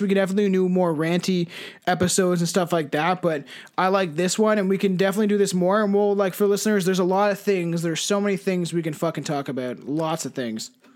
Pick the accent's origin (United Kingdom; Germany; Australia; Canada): Canada; we connect more with just being Canadian